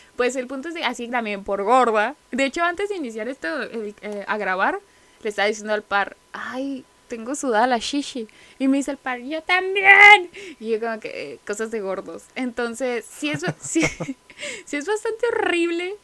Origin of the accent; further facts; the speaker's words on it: Mexicali, Baja California, Mexico; somos de aquí, somos de Mexicali, Baja California, la ciudad del sol